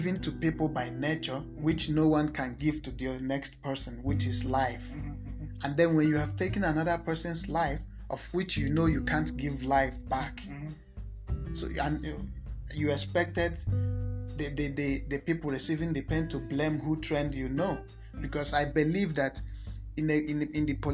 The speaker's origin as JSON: {"language": "English", "country": "Nigeria", "said": "I'm a Nigerian."}